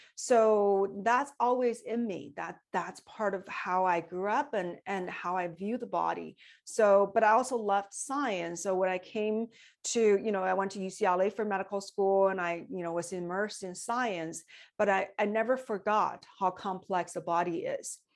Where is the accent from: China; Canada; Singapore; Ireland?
China; moved away as an adult; I came from China when I was twenty years old, so I had full education in China